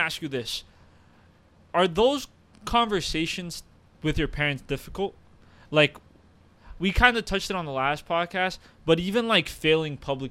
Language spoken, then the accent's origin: English; United States; also born or lived in Uruguay; I've lived in America like 20 plus years. I've went to all the American schools. I am an American by trade. I'm a Uruguayan by ethnicity and culture